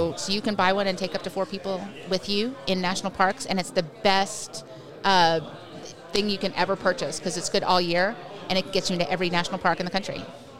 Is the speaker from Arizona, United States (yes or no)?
no; New Orleans, Louisiana, United States; also born or lived in Long Island, New York / San Francisco; now in Austin, United States; So I was born in Long Island, New York. Grew up in New Orleans, went to college in San Francisco